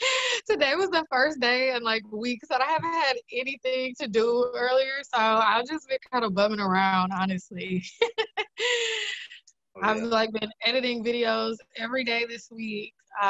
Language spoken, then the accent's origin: English; Brown Deer, Wisconsin, United States; From Milwaukee, yeah.